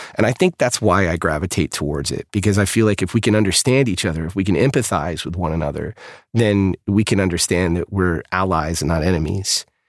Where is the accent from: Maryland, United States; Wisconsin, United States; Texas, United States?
Texas, United States; I grew up in the South. I grew up in Texas